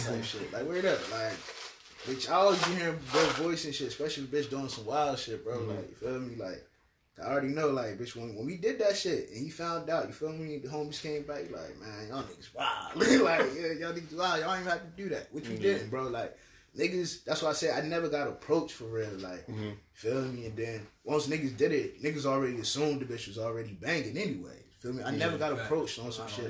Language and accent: English; Trenton, New Jersey, United States; I'm from New Jersey, like, you feel me? From Trenton